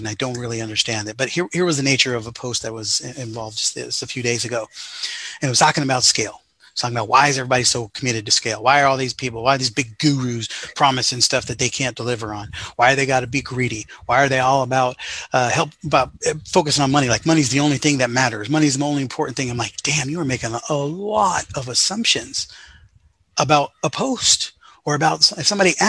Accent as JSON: {"language": "English", "town": "Sacramento", "region": "California", "country": "United States", "tie": "born or raised there", "said": "growing up in the Sacramento area"}